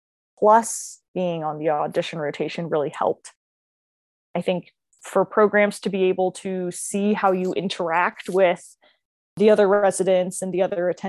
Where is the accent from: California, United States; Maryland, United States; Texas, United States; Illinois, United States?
Maryland, United States; moved away; I'm from Maryland originally